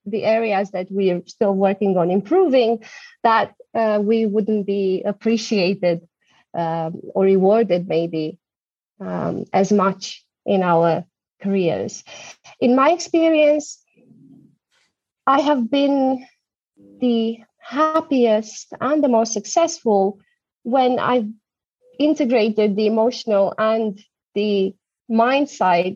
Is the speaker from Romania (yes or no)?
yes; Romania; moved away as an adult; also born or lived in Germany; now in London, United Kingdom; I'm originally from Romania